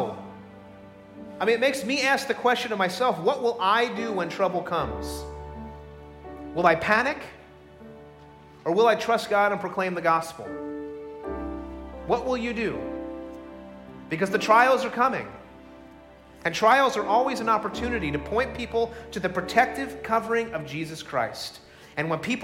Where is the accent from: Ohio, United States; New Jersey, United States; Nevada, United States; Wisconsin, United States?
New Jersey, United States; Middletown; I grew up in Middletown, New Jersey, about 50 minutes south of here.